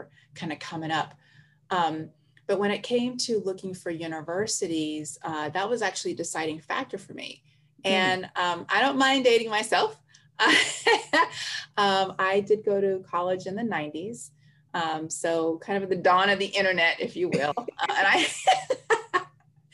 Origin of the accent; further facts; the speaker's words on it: Tuskegee, Alabama, United States; I'm from Tuskegee.